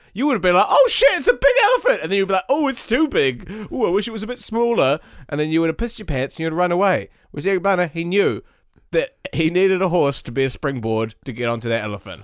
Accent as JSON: {"language": "English", "country": "New Zealand", "said": "I'm a New Zealander"}